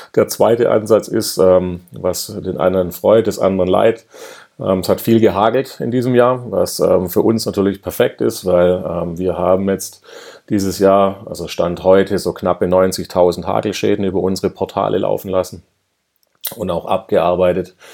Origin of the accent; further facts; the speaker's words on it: Swabia, Germany; ich bin ja Schwabe, ja und wir Schwaben